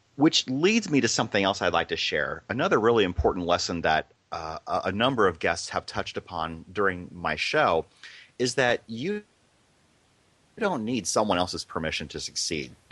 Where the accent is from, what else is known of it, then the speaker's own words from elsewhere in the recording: Iowa, United States; I grew up in a small town in Iowa